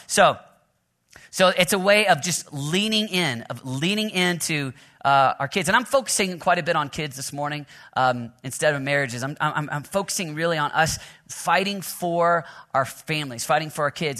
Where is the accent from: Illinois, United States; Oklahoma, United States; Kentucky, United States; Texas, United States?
Oklahoma, United States; I'm from Oklahoma, so I got Sooner, Sooner blood in me